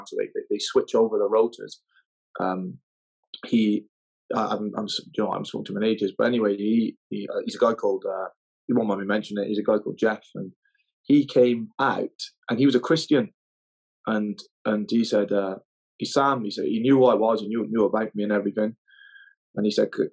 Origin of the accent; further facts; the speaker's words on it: Newport, Wales, United Kingdom; moved away as an adult; also born or lived in Nidri; I come from Wales, a place called Newport